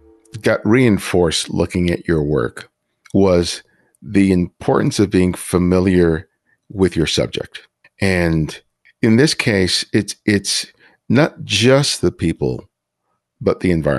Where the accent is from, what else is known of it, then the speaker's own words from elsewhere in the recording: Los Angeles, California, United States; from the neighborhoods I grew up in Los Angeles.